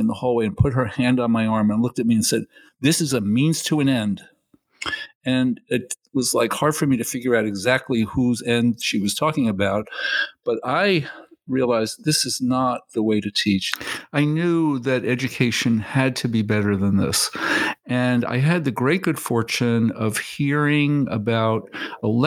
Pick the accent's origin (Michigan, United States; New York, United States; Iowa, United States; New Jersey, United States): New York, United States; New York City; also born or lived in Maine; I was put into schools in Bedford-Stuyvesant in Brooklyn, which is where I'm from